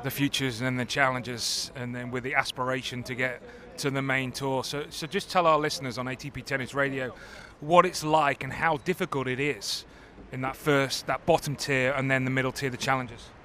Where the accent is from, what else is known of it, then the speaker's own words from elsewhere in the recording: United Kingdom; being British